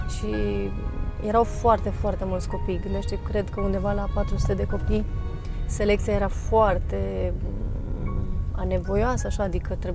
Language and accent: Romanian; Fălticeni, Suceava County, Romania; born there; now in Deva, Romania; au uh, filmat parcursul meu, unde m-am născut, drumul de la Fălticeni la Deva, pe mama mea a intervievat-o, pe câțiva antrenori de la Deva